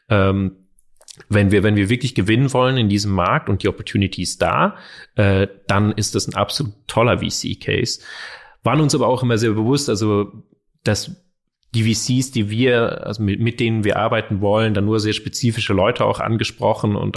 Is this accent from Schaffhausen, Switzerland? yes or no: no; Zurich, Switzerland; Wir kennen uns schon seit wir zehn Jahre alt sind. Wir sind aufgewachsen in Zürich zusammen, haben auch schon Musik gemacht und Projekte äh, aller Art.